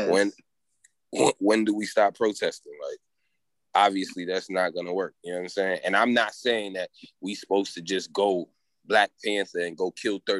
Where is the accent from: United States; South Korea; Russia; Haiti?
Haiti; And you know, I come from Haiti, so it's like a lot of the shit that a lot